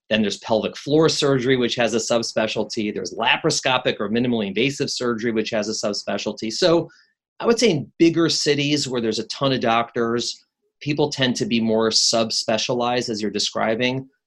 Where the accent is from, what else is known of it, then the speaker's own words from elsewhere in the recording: Chicago, Illinois, United States; now in New York, United States; I've been in New York longer than I've been in Chicago, but I still tell people I'm from Chicago. The Chicagoans are very proud